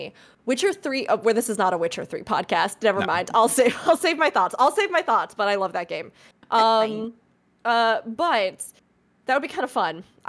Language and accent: English; Midwest, United States; Well, that's also because I know you're from the Midwest, Fusion, as I am, so...